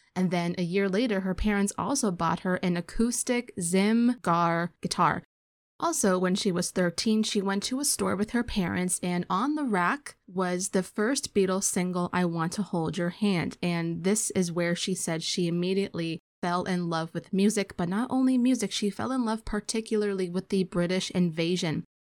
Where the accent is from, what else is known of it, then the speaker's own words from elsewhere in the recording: United States; as an American